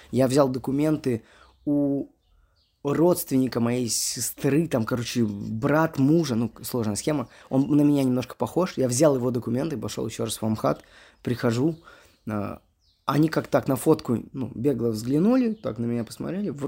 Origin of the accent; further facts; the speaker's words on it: Moscow, Russia; Мне говорит, …, здравствуйте, вы откуда? Я говорю, э, из Москвы.